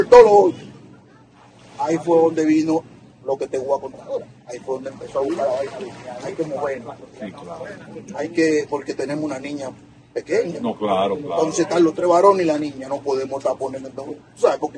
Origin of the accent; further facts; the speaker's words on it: Brooklyn, New York, United States; como yo me crié ahí en Brooklyn, para mí era una bendición.